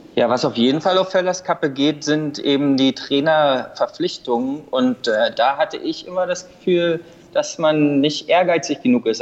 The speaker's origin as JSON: {"language": "German", "country": "Germany", "tie": "born or raised there", "moved": "yes", "lives_now": "South Africa", "said": "ich bin äh, in Deutschland aufgewachsen"}